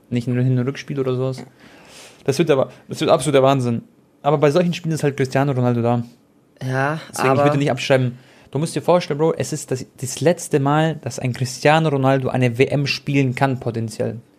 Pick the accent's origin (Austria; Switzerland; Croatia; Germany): Croatia; Ihr wisst ja alle, ich bin Kroate